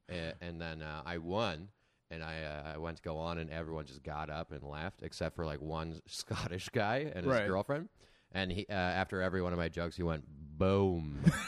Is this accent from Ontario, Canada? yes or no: yes; Arnprior, Ontario, Canada; now in Toronto, Canada; I'm from like small town Ontario. I'm from outside Ottawa. I'm from Arn Prior.